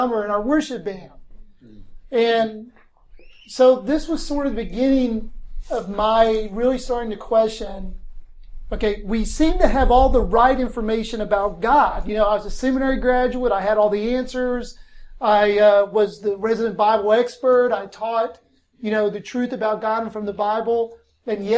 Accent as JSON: {"language": "English", "town": "Blacksburg", "region": "Virginia", "country": "United States", "tie": "born or raised there", "also_born_or_lived": "Tennessee", "moved": "as an adult", "lives_now": "Hermitage, United States", "said": "I grew up in Southwest Virginia, Blacksburg, Virginia."}